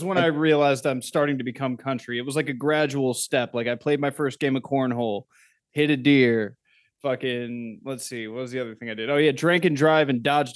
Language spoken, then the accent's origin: English; Florida, United States; moved away; also born or lived in California; I grew up in Florida, and like lakes and rivers in Florida, you don't go in them